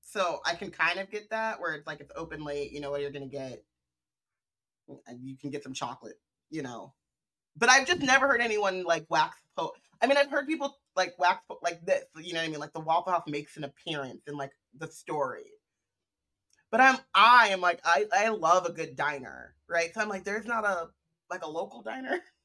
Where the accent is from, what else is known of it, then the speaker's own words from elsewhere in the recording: California, United States; moved away; also born or lived in Midwest; as a Californian who moved to the Midwest